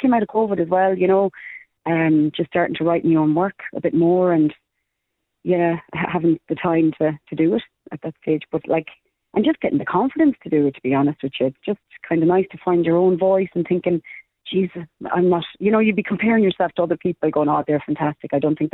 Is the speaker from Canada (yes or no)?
no; Ireland; we're from Ireland